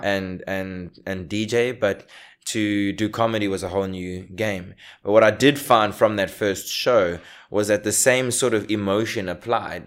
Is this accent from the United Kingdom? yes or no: no; South Africa; now in Australia; I was born here, I grew up here, I was raised here